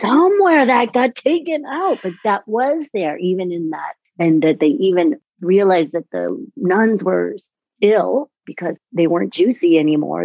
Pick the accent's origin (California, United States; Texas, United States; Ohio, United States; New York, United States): New York, United States; New York City; I'm from New York City